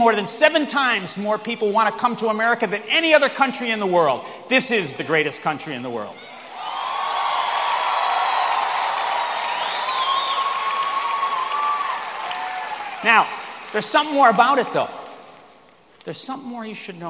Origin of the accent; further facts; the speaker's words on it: New York, United States; also born or lived in Massachusetts; now in Illinois, United States; I was born in the Empire State, New York